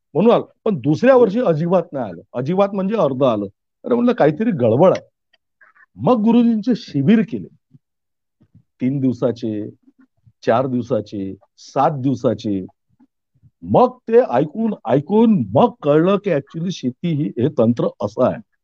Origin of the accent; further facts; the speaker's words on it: Ramtek, Maharashtra, India; Ramtek police station मध्ये आमचं गाव येतं